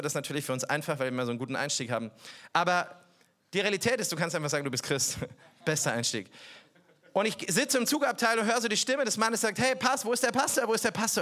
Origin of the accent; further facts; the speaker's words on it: Bavaria, Germany; Ich komme aus Bayern